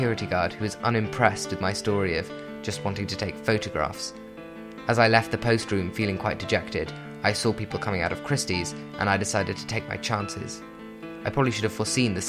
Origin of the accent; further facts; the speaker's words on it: London, United Kingdom; As a Londoner